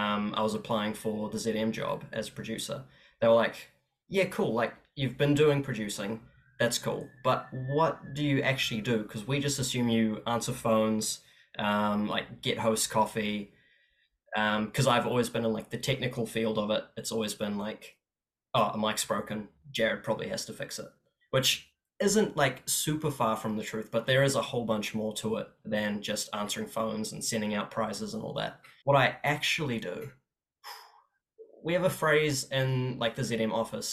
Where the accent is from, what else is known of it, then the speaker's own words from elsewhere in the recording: Auckland, New Zealand; also born or lived in Cape Town, South Africa / Walvis Bay, Namibia; originally I was born in Cape Town in South Africa. And then when I was three, we shifted over to Walvis Bay in Namibia, which is pretty much just a town next to a desert. And then when I was seven, we immigrated over to New Zealand, and I've just kind of been a shore boy